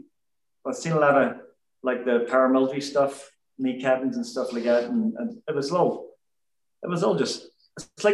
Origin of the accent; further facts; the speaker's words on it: Belfast, Northern Ireland, United Kingdom; I was actually born at home in Percy Street on the Shankill, right behind where the Les Chandler is. And then we moved to the suburbs, the Highfield Estate in the greater Shankill area